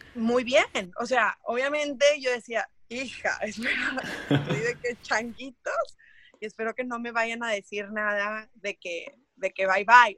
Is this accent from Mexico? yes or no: yes; Mexico; soy mexicana, saltadora de longitud